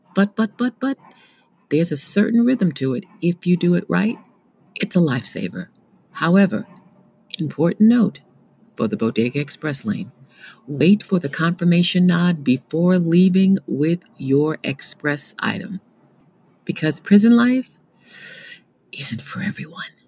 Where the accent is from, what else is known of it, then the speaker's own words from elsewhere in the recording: New York City, New York, United States; as a New Yorker